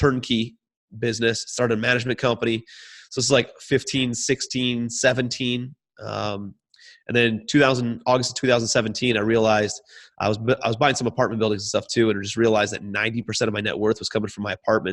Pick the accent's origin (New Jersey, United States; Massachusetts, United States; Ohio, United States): Ohio, United States; Cleveland; moved away as an adult; also born or lived in New York City; I'm from Cleveland, Ohio, moved out to New York City